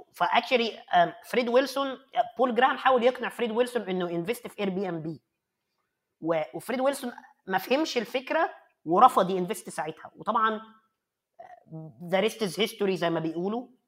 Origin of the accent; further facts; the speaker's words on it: Egypt; also born or lived in Cairo; عندنا في مصر